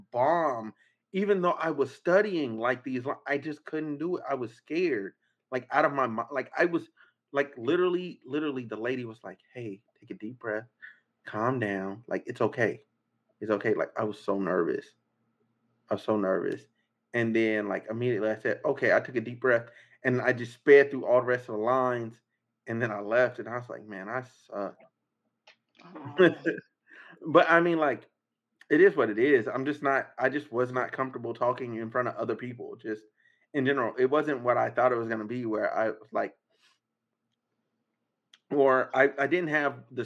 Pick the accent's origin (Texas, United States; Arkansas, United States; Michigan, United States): Arkansas, United States; now in California, United States; I'm a country boy. I'm from Arkansas.